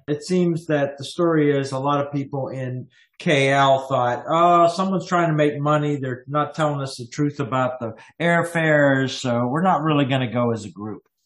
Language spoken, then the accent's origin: English; United States; also born or lived in Canada; I am American and Canadian